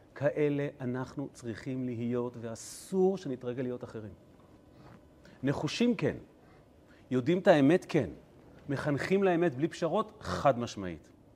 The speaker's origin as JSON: {"language": "Hebrew", "town": "Kfar Chabad", "region": "Central District", "country": "Israel", "tie": "born or raised there", "said": "אני גדלתי בבית כנסת, אה, חב\"ד, אה, נוסח, אה, חלב. יש בכפר חב\"ד כזה"}